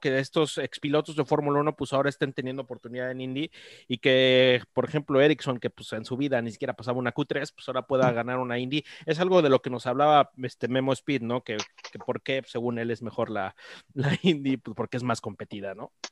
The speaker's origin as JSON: {"language": "Spanish", "country": "Mexico", "said": "Uno como mexicano"}